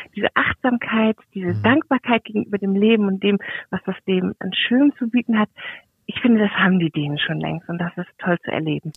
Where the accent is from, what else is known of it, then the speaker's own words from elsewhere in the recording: Germany; also born or lived in Kiel; bei uns in Deutschland